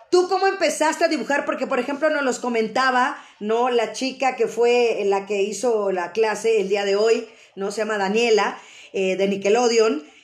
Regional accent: Xalapa, Veracruz, Mexico

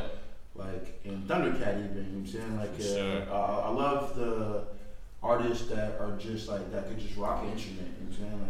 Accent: the Bay Area, California, United States; we grew up in the Bay

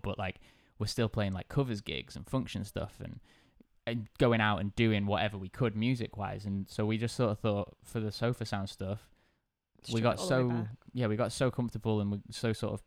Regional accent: South Cheshire, North West England, United Kingdom; now in Liverpool, United Kingdom; I'm from South Cheshire

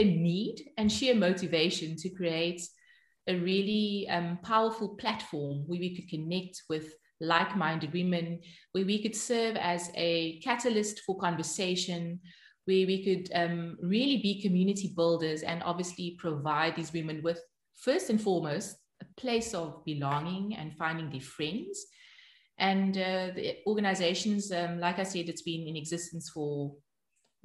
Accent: Cape Town, Western Cape, South Africa; moved away as an adult; now in Arnhem, Netherlands; I grew up in Cape Town, born and bred in Cape Town

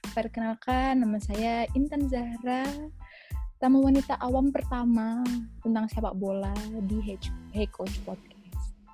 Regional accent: Jakarta, Indonesia; moved away; Sebenarnya main sepak bola tuh dari kecil, dari kecil waktu masih di Jakarta tuh main sepak bola sama anak-anak rumah di deket situ

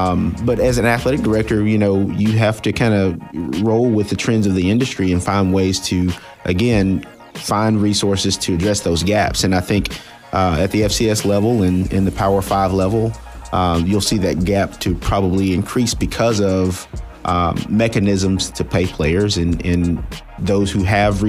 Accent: Birmingham, Alabama, United States; also born or lived in Jacksonville, Alabama / Miami, Florida; now in Tallahassee, United States; I'm originally from Birmingham, Alabama.

